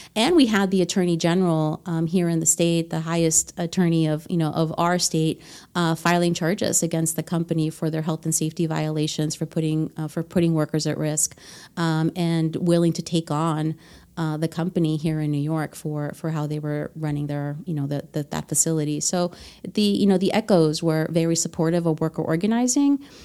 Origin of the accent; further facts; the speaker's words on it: Honduras; English is a second language; moved away; I was born in Honduras